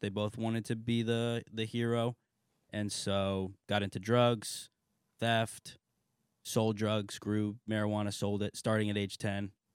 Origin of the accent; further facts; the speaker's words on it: New Haven, Connecticut, United States; I'm from, uh, New Haven